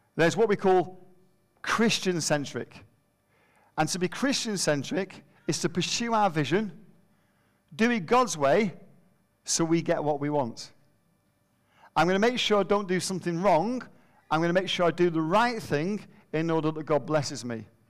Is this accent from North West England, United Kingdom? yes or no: yes; Manchester, North West England, United Kingdom; moved away; we're from Manchester